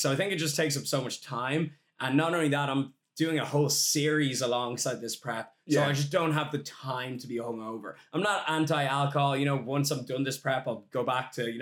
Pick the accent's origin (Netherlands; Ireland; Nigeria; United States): Ireland; as an Irishman, there's a huge drinking culture in Ireland